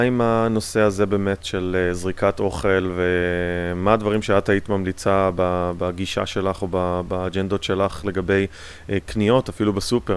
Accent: Israel; now in United States; יש לנו ככה מין באופי הישראלי קצת

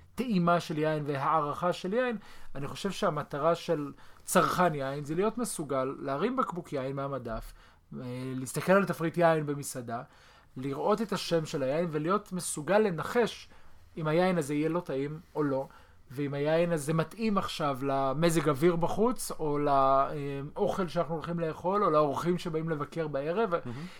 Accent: Israel; אנחנו כולנו ישראלים

